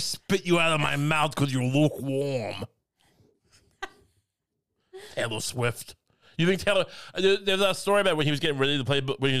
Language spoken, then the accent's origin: English; Singapore; also born or lived in China; No, I'm from Singapore. Right. But you lived in China. Yeah, I did.